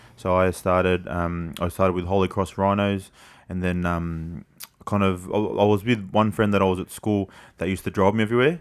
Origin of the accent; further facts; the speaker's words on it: Sydney, New South Wales, Australia; also born or lived in Camperdown; I grew up in Glebe